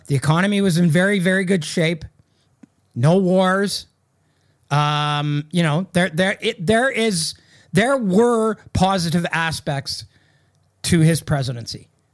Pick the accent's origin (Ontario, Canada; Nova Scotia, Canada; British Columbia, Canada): Ontario, Canada; Sudbury; I grew up in Sudbury, Ontario